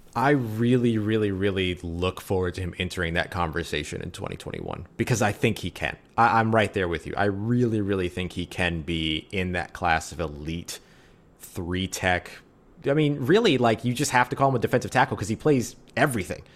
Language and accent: English; New Orleans, Louisiana, United States; I was born and raised in New Orleans